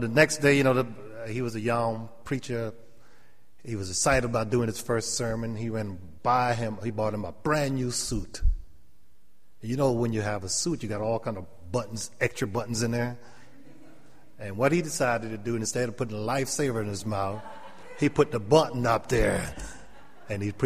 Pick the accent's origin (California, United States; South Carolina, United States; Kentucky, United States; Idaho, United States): South Carolina, United States; Sanford; born or raised there; accent: Gullah/Geechee